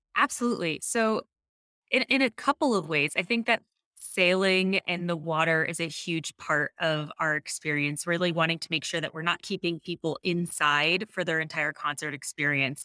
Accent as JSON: {"language": "English", "region": "New Jersey", "country": "United States", "tie": "born or raised there", "also_born_or_lived": "Dallas / New York City", "moved": "yes", "said": "growing up in New Jersey near the beach"}